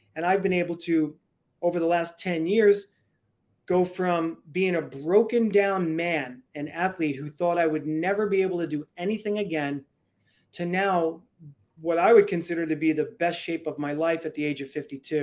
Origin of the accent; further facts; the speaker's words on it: New York City, New York, United States; I was born and raised in the Bronx